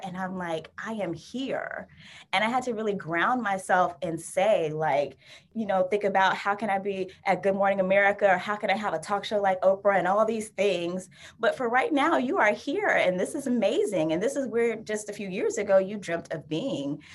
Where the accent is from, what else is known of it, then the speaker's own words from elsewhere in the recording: Florida, United States; now in Bay Area, United States; I'm from Florida originally